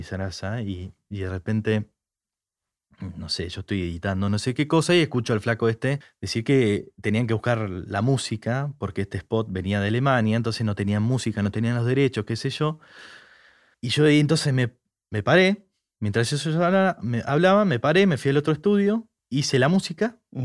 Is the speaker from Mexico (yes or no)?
no; Argentina; soy argentino